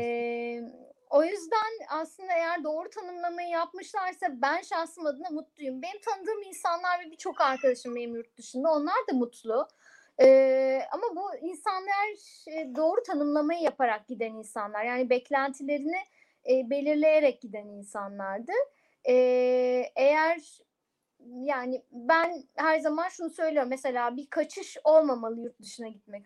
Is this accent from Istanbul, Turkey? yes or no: no; Eskişehir, Turkey